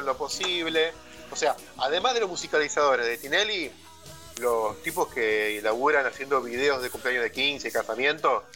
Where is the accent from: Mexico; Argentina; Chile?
Argentina; nosotros somos argentinos y tenemos promedio de edad, cuarenta y pico de años